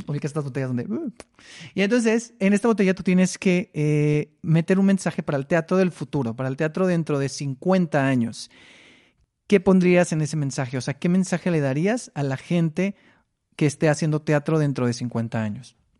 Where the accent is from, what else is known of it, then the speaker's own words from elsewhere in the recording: Mexicali, Baja California, Mexico; moved away; Yo soy de Mexicali, entonces tomaba cursos allá en la Casa de la Cultura